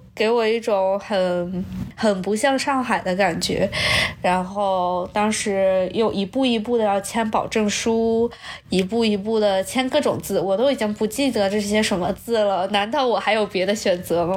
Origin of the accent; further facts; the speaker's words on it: Nanjing, Jiangsu, China; now in United States; 我是南京人